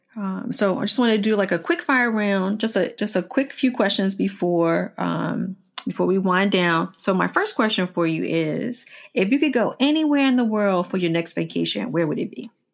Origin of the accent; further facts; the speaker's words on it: Washington, District of Columbia, United States; I grew up in Washington, D C. I grew up in the Fort Totten area, of D C.